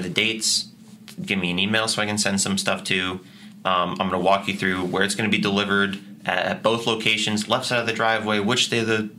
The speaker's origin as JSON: {"language": "English", "town": "Grafton", "region": "Massachusetts", "country": "United States", "tie": "born or raised there", "said": "So I grew up in Grafton. I've always been kind of a part of this Worcester community. I live in Worcester now. I have for the last 6 years."}